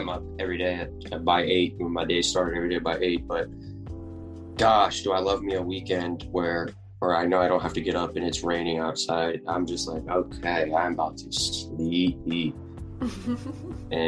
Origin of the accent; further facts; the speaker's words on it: Northern Virginia, United States; moved away as an adult; also born or lived in Hampton Roads, Virginia; now in San Diego, United States; I grew up in Northern Virginia until I was an adult